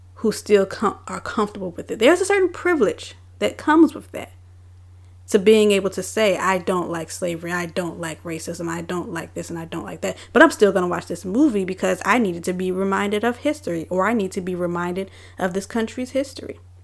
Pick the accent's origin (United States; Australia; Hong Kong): United States; Richmond, Virginia; I am born and raised in Richmond, Virginia